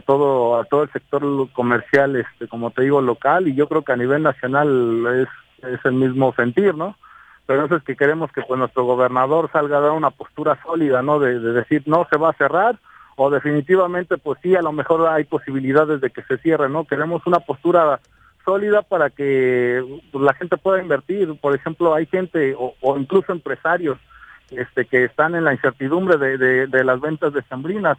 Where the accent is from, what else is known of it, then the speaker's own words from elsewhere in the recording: Cuernavaca, Morelos, Mexico; la mayoría de la gente que convivimos ahí en la Plaza Lido somos gente de Cuernavaca y gente que no nos queremos ir